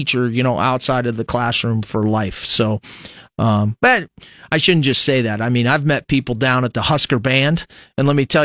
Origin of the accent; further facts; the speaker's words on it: Fremont, Nebraska, United States; growing up in Fremont, Nebraska in the 80s